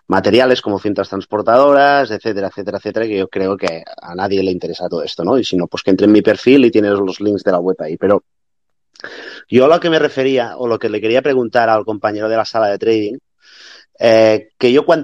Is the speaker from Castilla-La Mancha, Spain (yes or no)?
no; Barcelona, Catalonia, Spain; eh, soy de Barcelona.